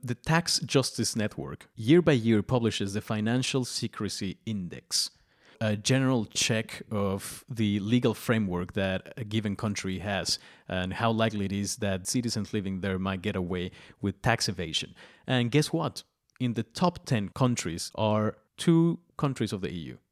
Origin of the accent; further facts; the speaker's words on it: Mexico; I'm Mexican